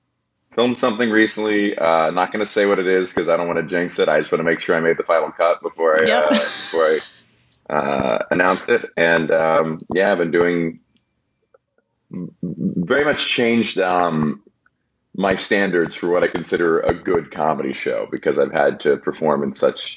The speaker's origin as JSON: {"language": "English", "town": "Atlanta", "region": "Georgia", "country": "United States", "tie": "born or raised there", "said": "Atlanta. That was in Atlanta."}